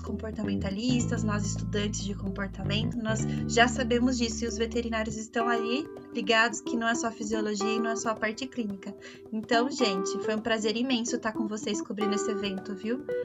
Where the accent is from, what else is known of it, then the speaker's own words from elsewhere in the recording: Brazil; somos nós brasileiros